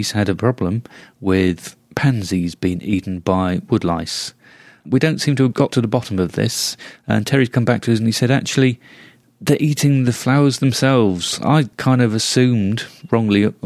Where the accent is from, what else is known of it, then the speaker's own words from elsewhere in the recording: United Kingdom; being British